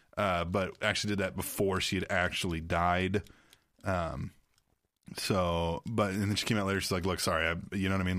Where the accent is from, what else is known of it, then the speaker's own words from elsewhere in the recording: Manhattan, Kansas, United States; I grew up in Manhattan, Kansas